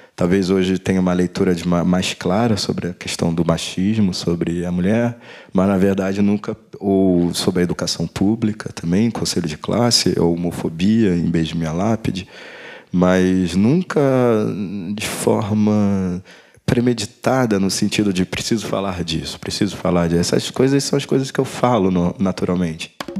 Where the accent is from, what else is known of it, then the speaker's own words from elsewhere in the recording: Rio de Janeiro, Brazil; eu sou do Rio